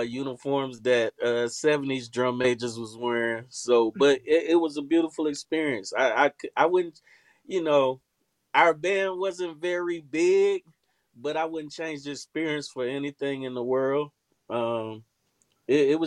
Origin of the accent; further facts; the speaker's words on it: Tallahassee, Florida, United States; I come from FAMU High, which is in Tallahassee, Florida